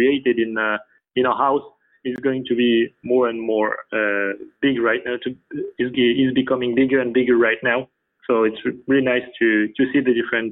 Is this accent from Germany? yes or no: no; France; English is a second language; We are all from France